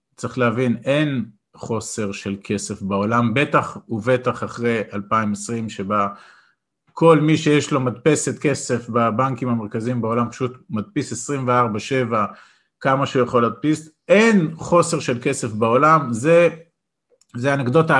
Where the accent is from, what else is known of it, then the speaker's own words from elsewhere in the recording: Israel; אני גדלתי בקיבוץ אה, להורים שכירים